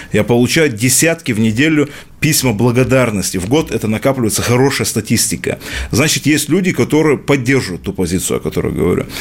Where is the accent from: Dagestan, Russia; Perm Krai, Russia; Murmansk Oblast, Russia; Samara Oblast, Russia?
Dagestan, Russia; Дагестан – это мой родной край, это моя малая родина